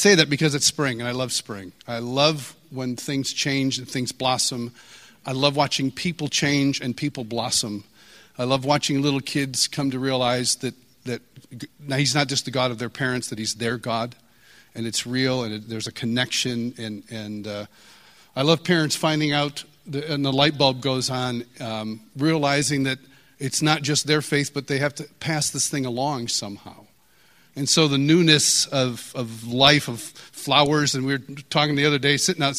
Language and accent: English; Marion, New York, United States; also born or lived in Kansas City; now in Franklin, United States; I'm from Rochester, New York, originally. Actually, originally 30 miles east of Rochester, in a small town called Marion.